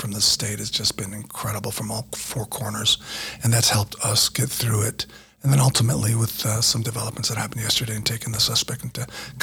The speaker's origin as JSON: {"language": "English", "region": "New Mexico", "country": "United States", "tie": "born or raised there", "said": "I grew up here in Small, New Mexico"}